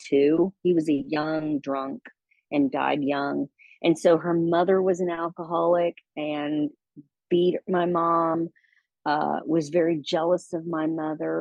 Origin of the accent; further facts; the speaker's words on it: Texas, United States; moved away as an adult; I moved as far away from Texas as I could